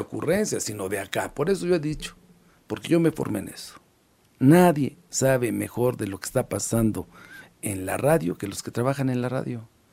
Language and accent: Spanish; Tecamachalco, Puebla, Mexico; Yo crecí en Tecamachalco